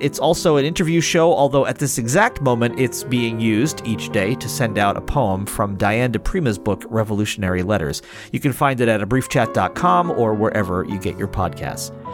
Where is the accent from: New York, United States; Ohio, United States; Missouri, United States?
New York, United States; Genesee River; now in Virginia, United States; born along the Housatonic, and then I grew up near the Genesee